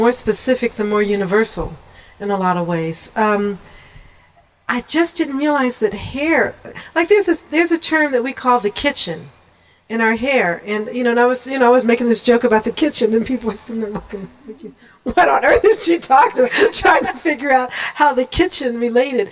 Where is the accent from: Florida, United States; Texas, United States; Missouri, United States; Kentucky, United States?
Missouri, United States; Kansas City; growing up in Kansas City in the 50s